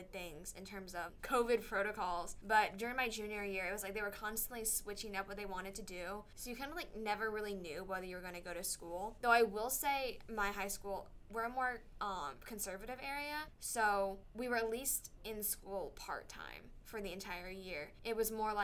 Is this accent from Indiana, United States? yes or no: no; Peachtree City, Georgia, United States; moved away as an adult; now in Tuscaloosa, United States; my hometown is, it's Peachtree City, Georgia